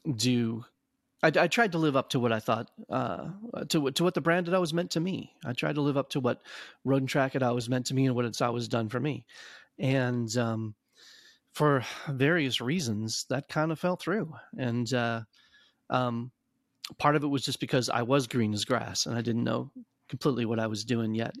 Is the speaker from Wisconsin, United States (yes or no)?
yes; Madison, Wisconsin, United States; growing up in Madison